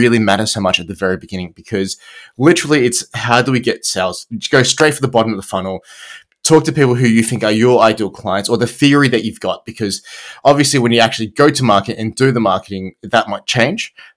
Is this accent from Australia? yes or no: yes; Australia; accent: Australian; I'm Australian